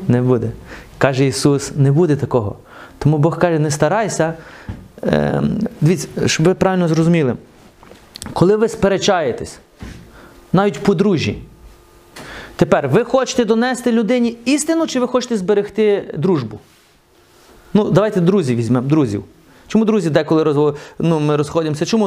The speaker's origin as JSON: {"language": "Ukrainian", "area": "the West", "region": "Western Ukraine", "country": "Ukraine", "tie": "born or raised there", "moved": "yes", "said": "Я ж виріс на Заході."}